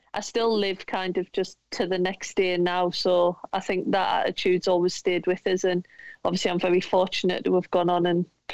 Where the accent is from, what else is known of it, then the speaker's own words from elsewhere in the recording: Sunderland, North East England, United Kingdom; moved away; I loved growing up in Sunderland. Still love going back there now.